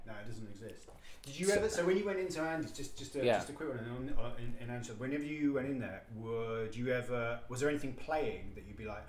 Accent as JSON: {"language": "English", "region": "London", "country": "United Kingdom", "moved": "yes", "said": "I'm from London originally."}